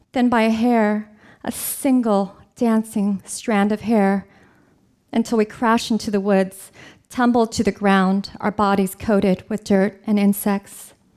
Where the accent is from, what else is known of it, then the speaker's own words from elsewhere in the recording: California, United States; I'm from California